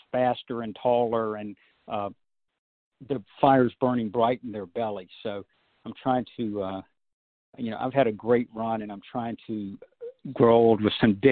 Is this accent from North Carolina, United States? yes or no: yes; North Carolina, United States; growing up in North Carolina, I grew up a North Carolina Tar Heel fan.